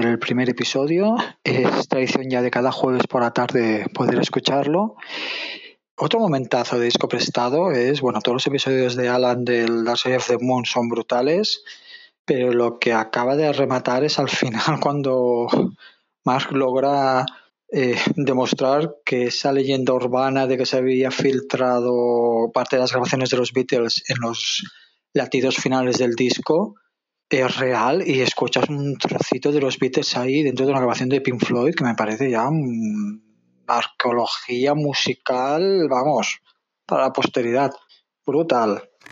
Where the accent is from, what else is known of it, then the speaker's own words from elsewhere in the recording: Barcelona, Catalonia, Spain; soy de Barcelona